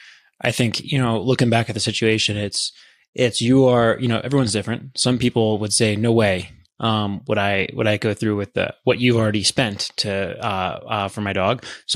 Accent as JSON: {"language": "English", "town": "Columbia", "region": "Maryland", "country": "United States", "tie": "born or raised there", "said": "I grew up in Howard County in Columbia, Maryland."}